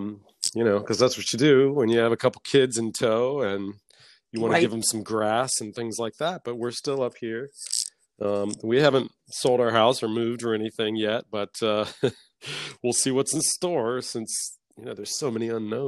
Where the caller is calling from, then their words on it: Armonk, New York, United States; I live in Westchester County, New York. I live in a town called Armonk, A-R-M-O-N-K, which is about 50 minutes north of Manhattan.